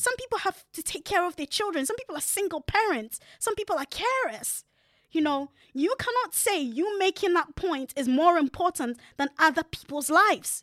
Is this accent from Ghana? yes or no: yes; Ghana; moved away; I grew up in Africa